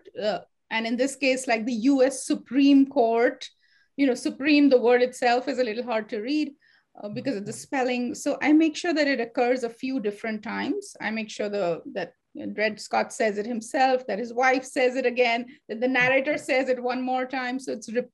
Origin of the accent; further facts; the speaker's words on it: India; moved away; when I was growing up, I grew up in India